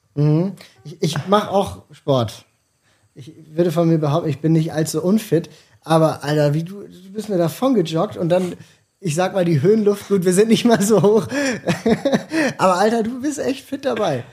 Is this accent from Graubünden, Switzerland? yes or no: no; Basel, Basel-Stadt, Switzerland; ich komme für mich gesehen aus einer Stadt, aus ja. einer Großstadt, ganz, ganz groß. Basel, 160.000 Einwohner.